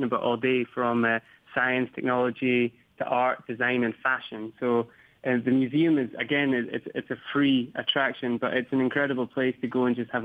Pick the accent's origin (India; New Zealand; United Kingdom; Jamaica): United Kingdom; Scotland; being Scottish